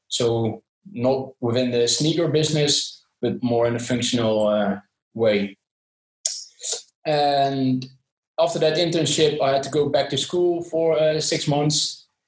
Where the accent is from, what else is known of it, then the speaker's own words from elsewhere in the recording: southern Netherlands, Netherlands; from the Netherlands, uh, especially from uh, the south of the Netherlands